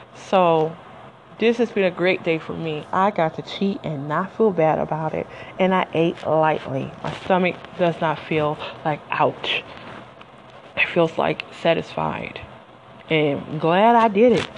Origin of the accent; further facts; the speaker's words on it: Detroit, Michigan, United States; I'm from Detroit and you know, the coney dogs with the chili and the onions